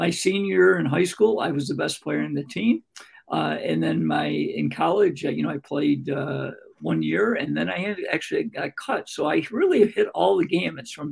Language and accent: English; Greece, New York, United States; also born or lived in Rochester, New York; I wanted to get back to my hometown called Greece, New York